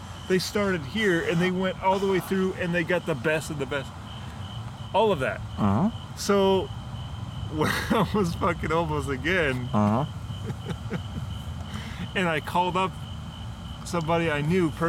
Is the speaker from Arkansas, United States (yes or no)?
no; Minnesota, United States